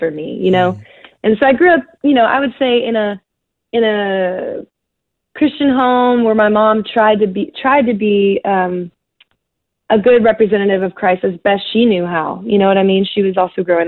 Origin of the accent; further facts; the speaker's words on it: Texas, United States; growing up in Texas, and definitely in the area I grew up